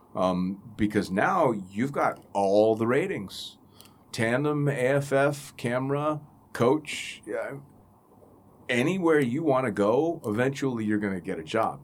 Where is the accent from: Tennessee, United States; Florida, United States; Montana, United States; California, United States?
California, United States; Northern; moved away as an adult; also born or lived in Middle East; my home state and my, the best part of the state, NorCal